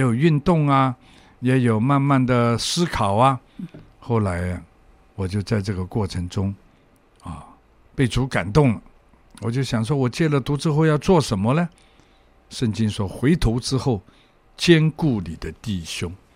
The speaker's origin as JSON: {"language": "Chinese", "country": "Hong Kong", "tie": "born or raised there", "said": "我从小在香港生长， 那么也在香港学坏，大概十二、三岁的时候，我就出来鬼混了"}